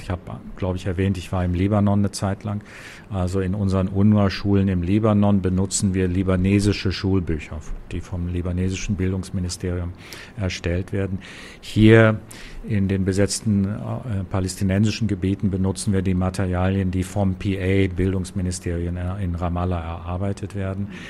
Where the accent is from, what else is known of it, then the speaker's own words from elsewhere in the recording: Germany; moved away as an adult; also born or lived in Lebanon / New York; now in Gaza Strip; bin Deutscher